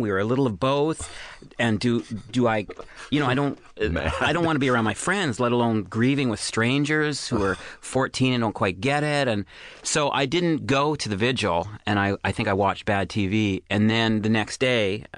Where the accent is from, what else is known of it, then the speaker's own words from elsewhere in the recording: Canada; I'm I'm Canadian